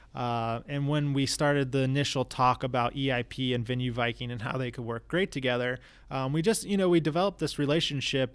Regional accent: New Smyrna Beach, Florida, United States; also born or lived in Tampa Bay area; I was raised in New Smyrna Beach, Florida, you know, small little town on the East Coast

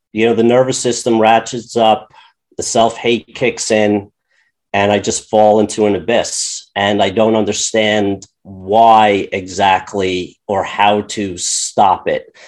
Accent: Long Island, New York, United States; I grew up on Long Island

